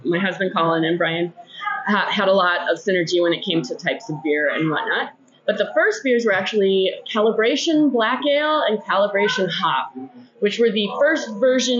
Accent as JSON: {"language": "English", "town": "Duluth", "region": "Minnesota", "country": "United States", "tie": "born or raised there", "said": "I'm born and raised in Duluth"}